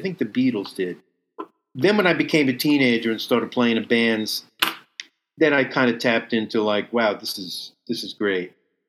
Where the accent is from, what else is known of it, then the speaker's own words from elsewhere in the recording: Long Island, New York, United States; also born or lived in Brooklyn, New York / New Jersey / Massapequa, New York / Seaford, New York; I was born in Brooklyn, but then we moved to Massapequa, Long Island when I was three. I lived there until I was 10. Then I moved to New Jersey for a year. And then back to Long Island to Seaford until I was 18.